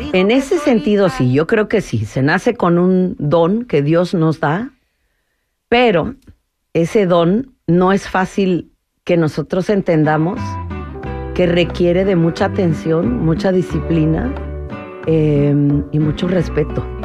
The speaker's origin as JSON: {"language": "Spanish", "town": "Tlaxiaco", "region": "Oaxaca", "country": "Mexico", "tie": "born or raised there", "also_born_or_lived": "Minnesota, United States", "moved": "as an adult", "said": "yo nací en Tlajiaco, allá está enterrado mi ombligo, como decimos, en Oaxaca"}